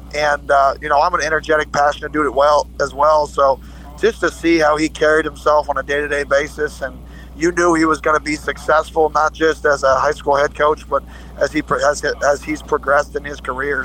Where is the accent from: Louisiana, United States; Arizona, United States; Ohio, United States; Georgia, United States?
Arizona, United States; Phoenix; moved away as an adult; also born or lived in the South; now in Oregon, United States; I grew up in Phoenix, Arizona.